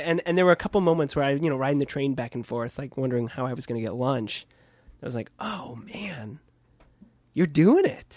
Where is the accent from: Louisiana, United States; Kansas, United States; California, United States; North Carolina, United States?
Kansas, United States; now in New York, United States; I'm from Kansas